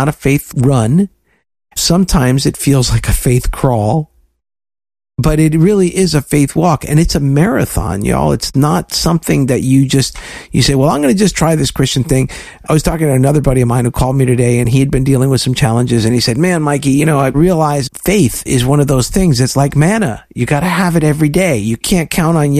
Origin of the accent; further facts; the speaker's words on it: South Florida, United States; my story about growing up in South Florida